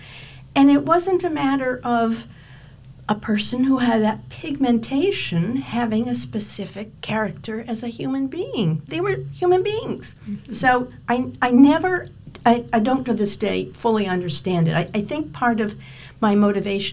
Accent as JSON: {"language": "English", "town": "Hartford", "region": "Connecticut", "country": "United States", "tie": "born or raised there", "moved": "yes", "lives_now": "Maine, United States", "said": "I grew up in Hartford, Connecticut, and as a little girl"}